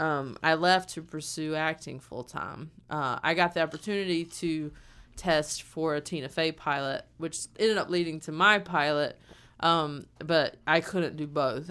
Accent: the South, United States; moved away; I've never gotten flack from people in my hometown or in the South

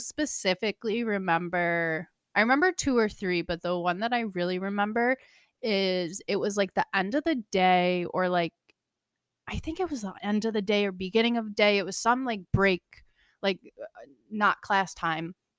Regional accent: New Hartford, New York, United States; moved away; I'm from Central New York, small little town. Shout out New Hartford

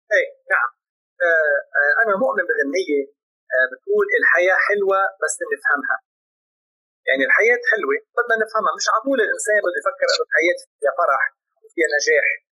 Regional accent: Lebanon; عندنا بلبنان

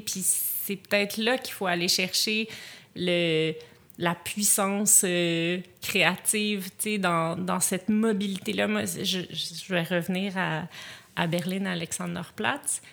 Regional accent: Montreal, Quebec, Canada

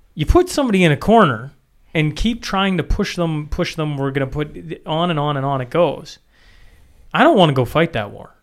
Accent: Canada; as a Canadian citizen

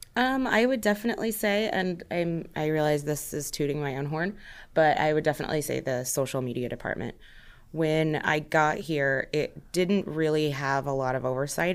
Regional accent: Omaha, Nebraska, United States; I'm not originally from Omaha, but I definitely call it home. It's where I've grown up, it's where I've spent most of my life

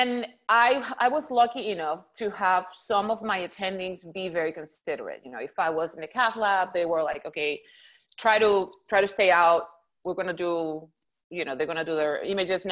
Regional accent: Puerto Rico; first language Spanish; English is a second language; moved away as an adult; now in Houston, United States; Originally, I'm from Puerto Rico, born and raised.

